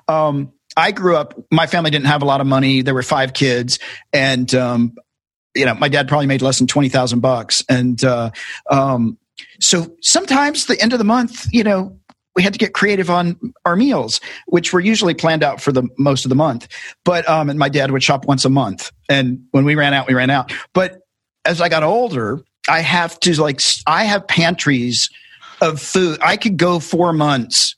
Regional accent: Tennessee, United States; I grew up in Tennessee

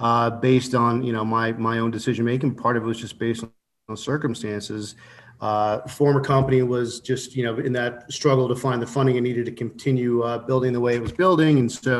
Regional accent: Houston, Texas, United States; moved away; also born or lived in Colorado; No, I grew up in Houston

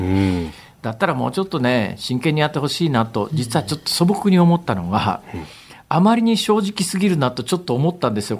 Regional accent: Hirakata, Osaka, Japan; 私の地元の枚方

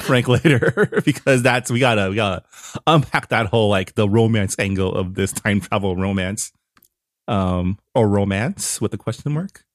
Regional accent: Canada; now in United States; I got harassed by a border agent once for being Canadian and having green card.

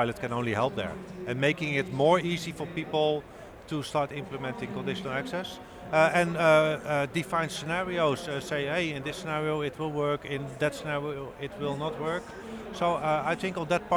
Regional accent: Netherlands; It's in my home country

